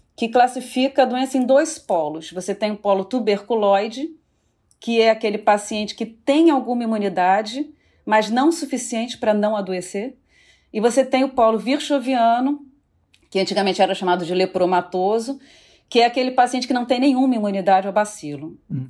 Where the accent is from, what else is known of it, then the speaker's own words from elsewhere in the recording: Rio de Janeiro, Brazil; eu sou do Rio de Janeiro